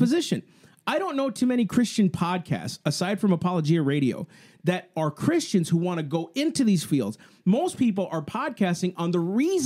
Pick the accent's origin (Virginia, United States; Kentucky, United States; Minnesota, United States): Minnesota, United States; Sleepy Eye; I grew up in Sleepy Eye, Minnesota